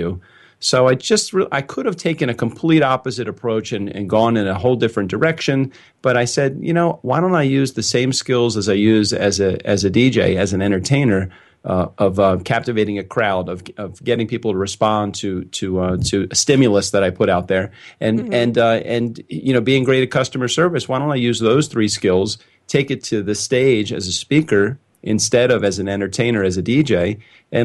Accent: Baltimore, Maryland, United States; I was born in Baltimore, Maryland in 1964

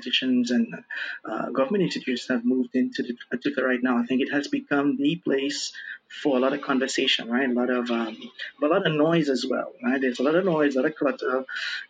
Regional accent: Trinidad & Tobago; moved away as an adult; now in Brazil; I'm originally from Trinidad and Tobago, right? Twin Island Republic in the Caribbean. And I moved down to Brazil to do some studies here

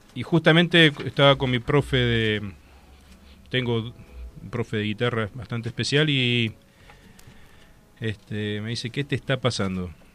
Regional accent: Valle de Uco, Mendoza, Argentina; me crié en Valle de Duco. Nací en Valle de Duco, nací en Mendoza, pero me desarrollé en Valle Valle de Duco

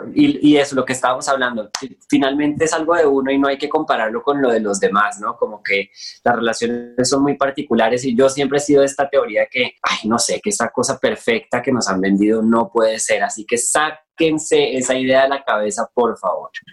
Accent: Bogotá, Colombia; moved away as an adult; now in Mexico City, Mexico; Bogotá, de donde soy

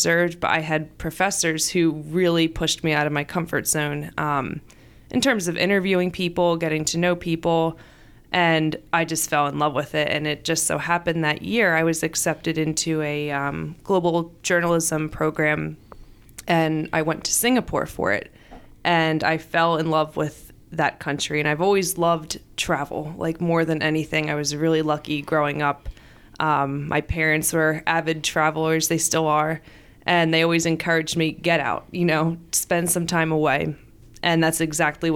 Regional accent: Voorhees, New Jersey, United States; I was born and raised in Voorhees

